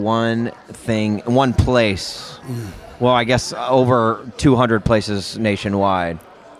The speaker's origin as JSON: {"language": "English", "town": "Nashville", "region": "Tennessee", "country": "United States", "tie": "born or raised there", "moved": "as an adult", "lives_now": "Chicago, United States", "said": "We live in Chicago now, obviously. Like, I grew up here in Nashville. I move up to Chicago"}